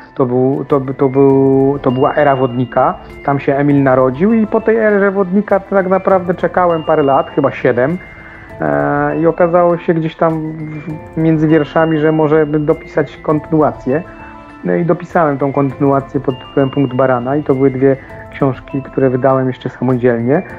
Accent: Table Mountains area, Lower Silesian Voivodeship, Poland; moved away; bardzo niedaleko tamtych miejsc mieszkam, znaczy mieszkałem, pochodzę z, tam, z tamtych rejonów

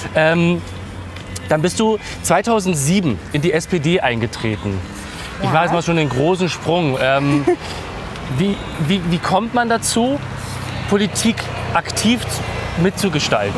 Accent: Berlin, Germany; also born or lived in Wilmersdorf, Berlin; Ich bin in Wilmersdorf tatsächlich zu, zu Welt gekommen und bin aber in Neukölln groß geworden

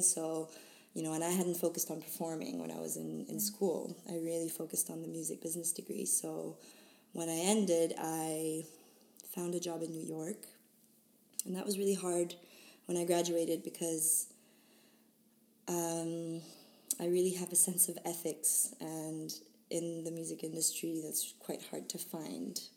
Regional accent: Switzerland; moved away as an adult; also born or lived in Boston; now in London, United Kingdom; I was uh, born and raised in Switzerland

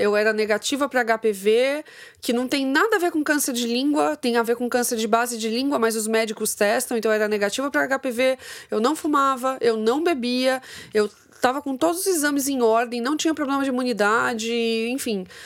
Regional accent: Santos, São Paulo, Brazil; eu nasci em Santos

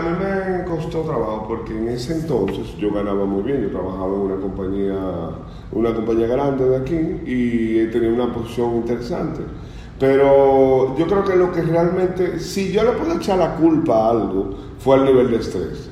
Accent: Bonao, Monseñor Nouel, Dominican Republic; yo soy una persona del Cibao, yo nací en Bonao.

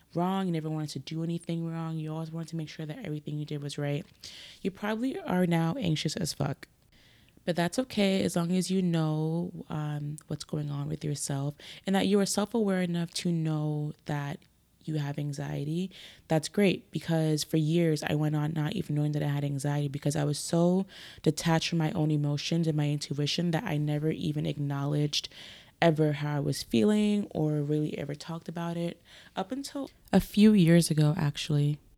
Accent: New York City, New York, United States; moved away; I grew up in Brooklyn, uh, specifically Crown Heights, Flatbush area

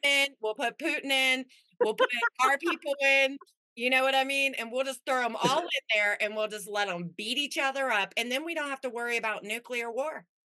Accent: Las Vegas, Nevada, United States; moved away; also born or lived in Anaheim / Midwest; I grew up in Vegas, and then my family was from back here, so it kind of moved back

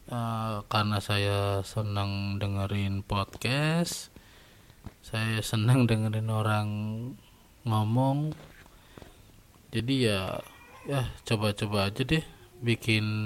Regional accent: Surakarta, Central Java, Indonesia; accent: medok; Saya berasal dari Solo. Jadi ya kalau ada cengkok-cengkok

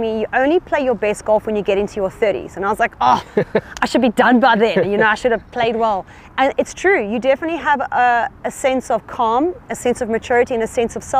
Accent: South Africa; being a South African passport holder myself

